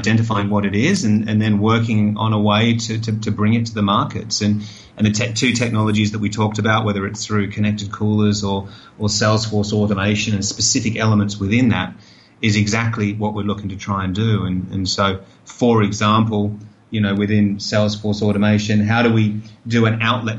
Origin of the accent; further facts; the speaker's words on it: Australia; You know, I'm Australian, right? So if you're down on Bondi Beach, you're going to sell more water in summer than you do in winter.